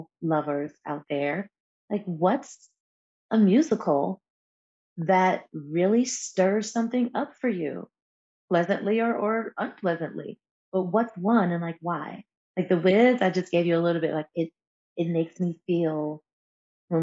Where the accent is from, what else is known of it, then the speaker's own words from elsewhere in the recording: New York, United States; being born and raised in New York State, New York City was not far